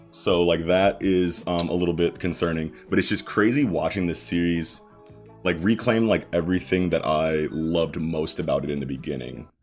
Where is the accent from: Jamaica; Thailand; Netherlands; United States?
United States; I'm an American